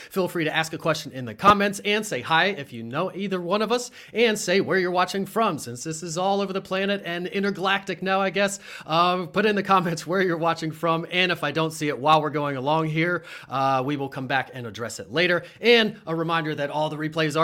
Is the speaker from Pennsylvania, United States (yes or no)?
yes; Harrisburg, Pennsylvania, United States; I grew up right here in Central PA on the hill, we call it, in Harrisburg, Pennsylvania